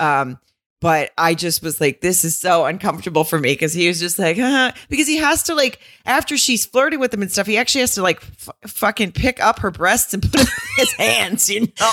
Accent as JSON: {"language": "English", "region": "the South", "country": "United States", "said": "I'm from the South"}